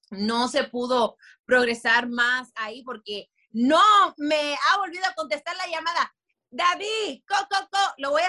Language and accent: Spanish; Dominican Republic; nos vemos diferentes venimos de diferentes partes, tenemos diferentes visiones, pero todos somos dominicanos, todos somos latinos y eso es lo chévere.